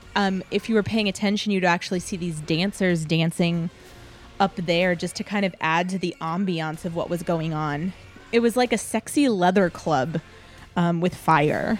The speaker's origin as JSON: {"language": "English", "town": "San Antonio", "region": "Texas", "country": "United States", "tie": "born or raised there", "said": "I grew up in San Antonio"}